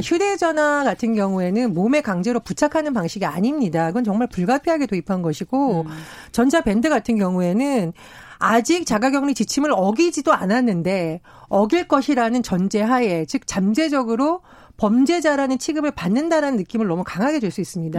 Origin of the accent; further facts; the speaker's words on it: Gangwon, South Korea; 제가 강원도 출신이라